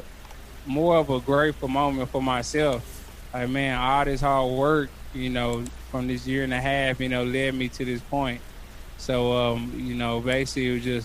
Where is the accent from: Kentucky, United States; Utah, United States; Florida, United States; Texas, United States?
Texas, United States; Arlington; doing it in my hometown in front of all my fans